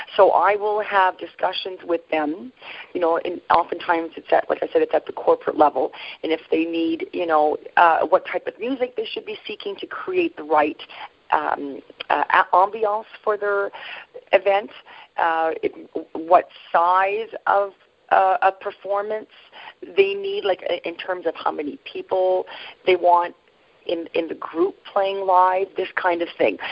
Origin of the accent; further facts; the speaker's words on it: Sudbury, Ontario, Canada; I was raised in Northern Ontario uh, specifically, I was raised in Sudbury